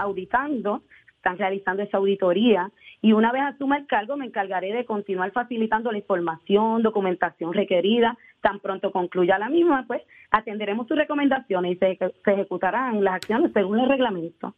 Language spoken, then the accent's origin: Spanish; Aguas Buenas, Puerto Rico